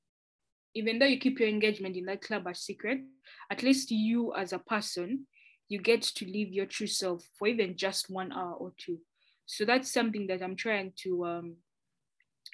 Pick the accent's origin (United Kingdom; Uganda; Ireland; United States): Uganda; moved away as an adult; now in Canada; I'm from Uganda